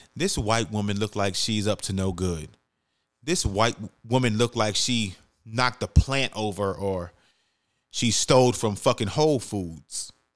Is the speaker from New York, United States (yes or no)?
yes; New York City, New York, United States; moved away; I'm from the Bronx, New York. I was born and raised